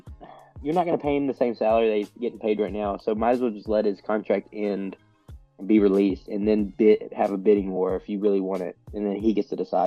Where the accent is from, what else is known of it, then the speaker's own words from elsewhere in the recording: Kentucky, United States; He's from my hometown, Kentucky.